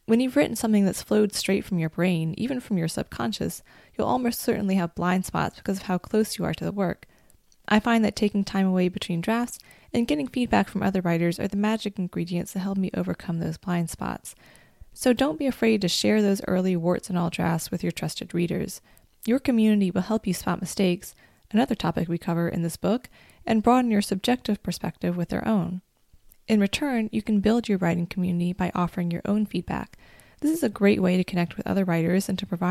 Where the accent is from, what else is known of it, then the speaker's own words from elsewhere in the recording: North Carolina, United States; moved away as an adult; When I returned to my home state of North Carolina after several years living in other states and abroad